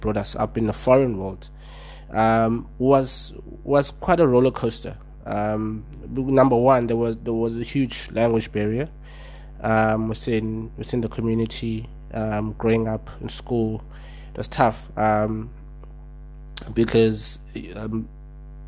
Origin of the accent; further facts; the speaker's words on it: Cape Town, Western Cape, South Africa; born and bred in Cape Town, from the township Langa.